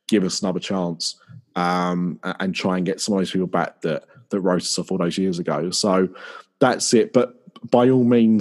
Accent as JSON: {"language": "English", "area": "Essex", "region": "East of England", "country": "United Kingdom", "said": "I am from Essex"}